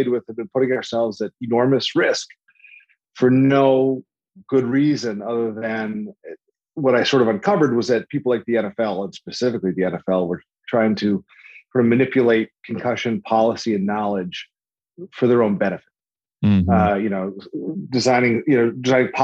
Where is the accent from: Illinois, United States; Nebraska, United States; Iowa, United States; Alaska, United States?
Illinois, United States; just outside Chicago; moved away as an adult; I grew up just outside Chicago as a three-sport athlete